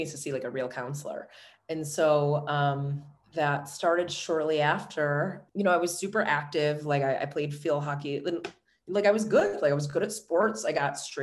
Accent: Orchard Park, New York, United States; I was born and raised in Buffalo. I grew up in Orchard Park, obviously, which is a small suburb just outside of the city of Buffalo

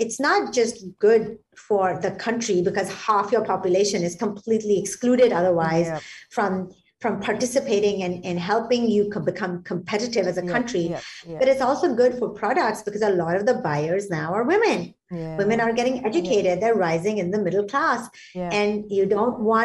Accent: Singapore; as a Singaporean

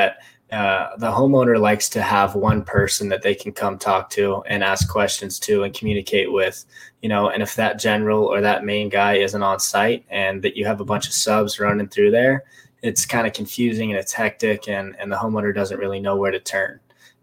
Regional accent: Las Vegas, Nevada, United States; moved away as an adult; also born or lived in Lake Tahoe / Reno, Nevada; now in San Diego, United States; I was born in Lake Tahoe. I grew up in Las Vegas. When I was five or so, I moved to Vegas. Grew up in Vegas

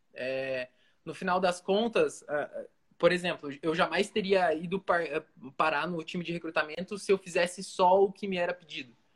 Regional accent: Foz do Iguaçu, Paraná, Brazil; moved away as an adult; also born or lived in Joinville / Francisco Beltrão / Pato Branco; eu sou natural de Foz do Iguaçu, inclusive estou aqui agora visitando minha mãe de férias

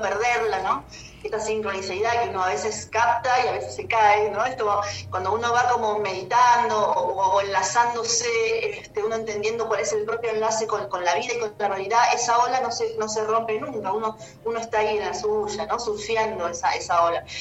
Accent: Buenos Aires, Argentina; moved away as an adult; also born or lived in Córdoba / Merlo, San Luis / Capilla del Monte; yo soy de Buenos Aires, nací en Buenos Aires

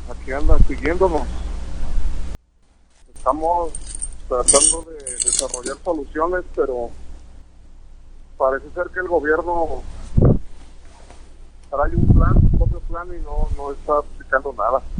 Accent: Mexico; Ah, porque somos mexicanos.

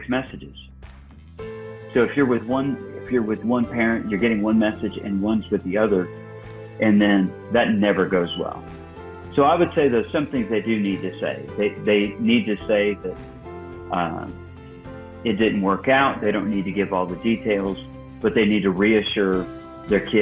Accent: Illinois, United States; I was born and raised in Illinois

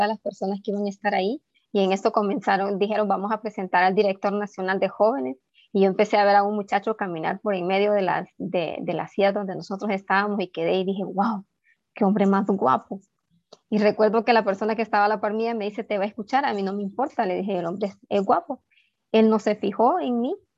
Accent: Ocotepeque, Honduras; now in Tegucigalpa, Honduras; soy originaria de Ocotepeque

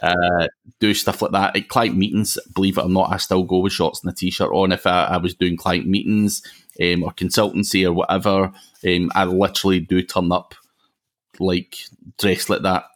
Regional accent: Glasgow, Scotland, United Kingdom; accent: Glaswegian; I'm actually from Glasgow

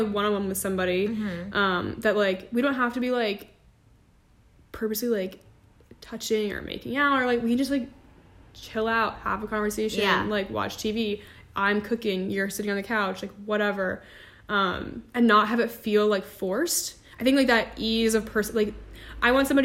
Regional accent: New Jersey, United States; I'm from New Jersey

